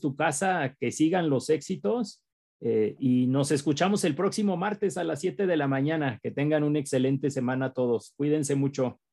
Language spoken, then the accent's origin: Spanish; Mexico; en nuestro país, en México